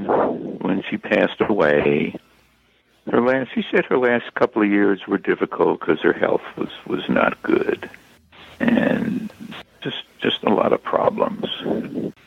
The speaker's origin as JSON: {"language": "English", "town": "Bay Shore", "region": "New York", "country": "United States", "tie": "born or raised there", "said": "Bayshore, New York is my hometown"}